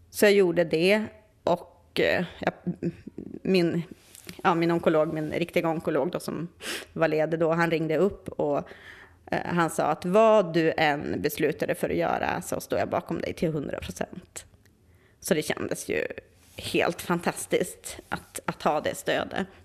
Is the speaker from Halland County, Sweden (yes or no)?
no; Västerbotten County, Sweden; Och där jag är ifrån eh, ovanför Umeå, där finns det liksom inte så mycket sånt.